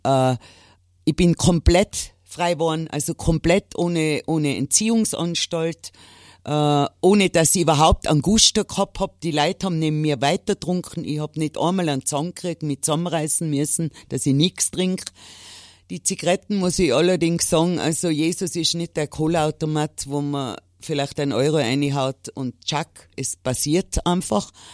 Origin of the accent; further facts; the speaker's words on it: Innsbruck, Tyrol, Austria; bei uns in Innsbruck